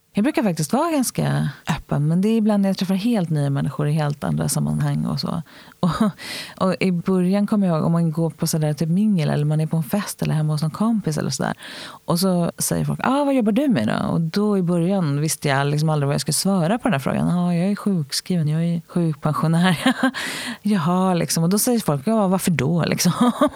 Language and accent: Swedish; Stockholm, Stockholm County, Sweden; Jag är född i Hjorthagen som ligger vid Ropsens tunnelbanestation här i Stockholm